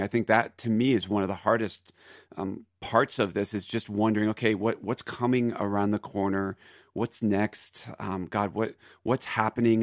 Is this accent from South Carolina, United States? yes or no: no; Philadelphia, Pennsylvania, United States; now in Aurora, Colorado, United States; Philly, which is my home, Philadelphia